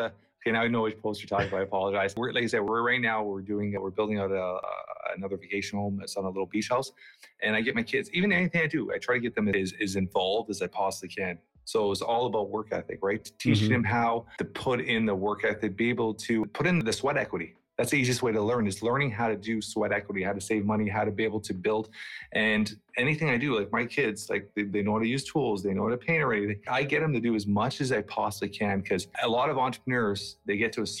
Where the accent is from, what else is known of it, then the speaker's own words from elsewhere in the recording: Portugal; now in Canada; My dad, when he first came to Canada, like my dad and I came from Portugal.